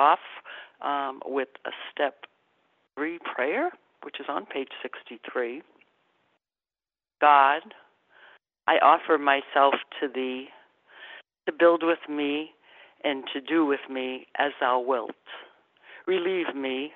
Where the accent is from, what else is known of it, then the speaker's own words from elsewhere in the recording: Massachusetts, United States; I'm from Massachusetts. My relatives are in Quebec, and I spent the summer in Quebec